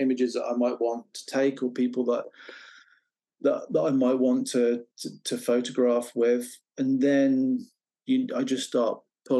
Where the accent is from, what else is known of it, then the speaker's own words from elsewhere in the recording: England, United Kingdom; And then for a long time, growing up in the Midlands, I'd been playing around with the idea of taking pictures